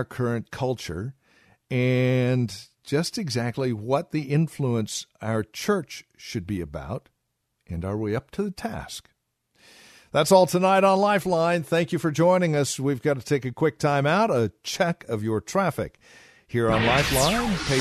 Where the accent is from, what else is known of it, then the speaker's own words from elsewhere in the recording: Southern California, United States; I was raised in Southern California, 60s and 70s.